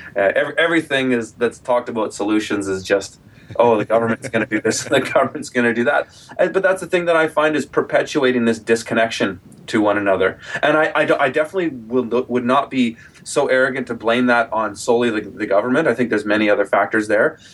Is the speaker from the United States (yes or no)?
no; Kelowna, British Columbia, Canada; Kelowna, my hometown here